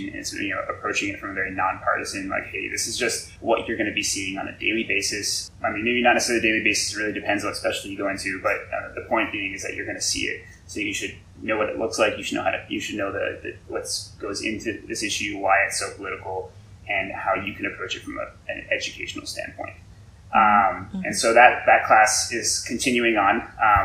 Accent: El Paso, Texas, United States; moved away as an adult; also born or lived in Denver, Colorado; now in Houston, United States; I am originally from El Paso, Texas. I went to El Paso High

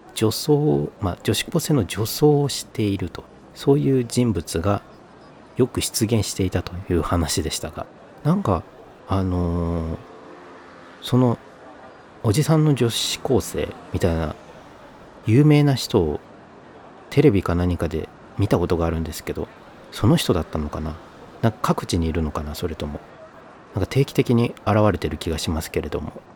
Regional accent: northern coastal Kyoto Prefecture, Japan; moved away as an adult; also born or lived in Tokyo; now in Kyoto, Japan; 京都にもそこら辺で生まれ育ったんですね

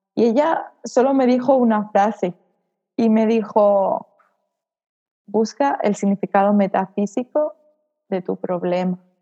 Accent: Salamanca, Castile and León, Spain; moved away as an adult; now in Mallorca, Spain; Tuve que ir a, a Salamanca, donde está mi familia y, bueno, donde yo nací y de donde siempre había intentado escapar

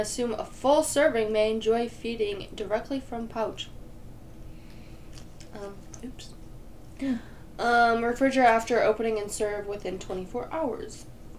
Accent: Illinois, United States; moved away; I'm originally from Illinois

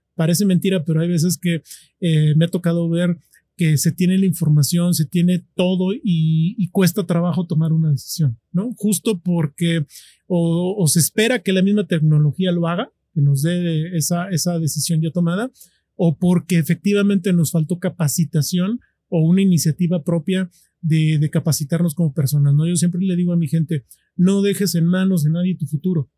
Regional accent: Mexico; nosotros como mexicanos

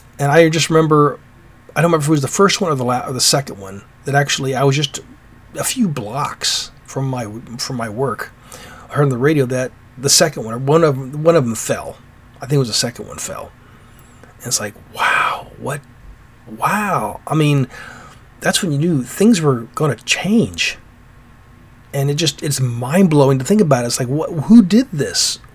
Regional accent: United States; As an American

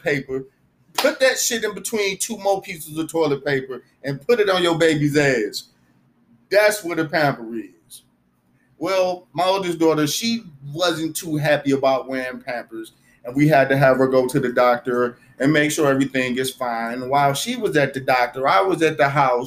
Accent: United States; I grew up in America like everybody else.

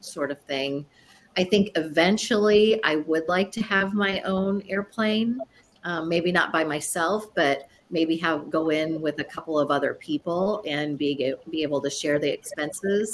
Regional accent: Sioux City, Iowa, United States; now in Springfield, United States; my hometown of Sioux City, Iowa

